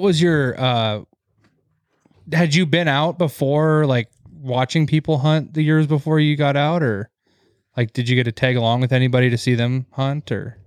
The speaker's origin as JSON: {"language": "English", "region": "Montana", "country": "United States", "tie": "born or raised there", "said": "growing up in Montana"}